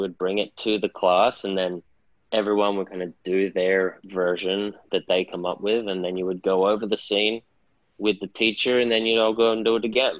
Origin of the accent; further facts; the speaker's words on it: Sydney, New South Wales, Australia; I grew up in Sydney, Northern Beaches, small beach community.